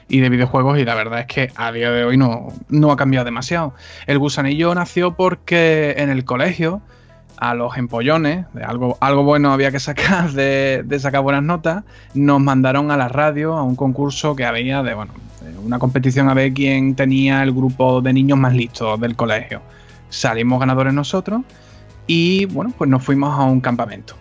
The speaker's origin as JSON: {"language": "Spanish", "town": "Cádiz", "region": "Andalusia", "country": "Spain", "said": "soy de Cádiz"}